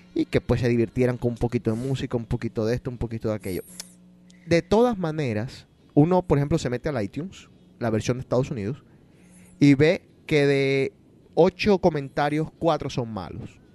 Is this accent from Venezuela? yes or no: no; Colombia; yo nací en Colombia y soy colombiano